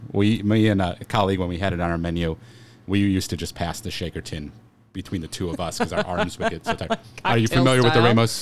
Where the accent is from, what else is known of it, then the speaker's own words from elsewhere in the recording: Chicago, Illinois, United States; I'm from Chicago.